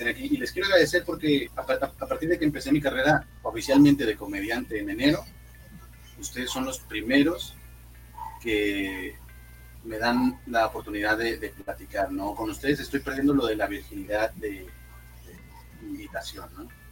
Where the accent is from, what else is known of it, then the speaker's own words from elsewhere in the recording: Monterrey, Nuevo León, Mexico; soy comediante, soy de Monterrey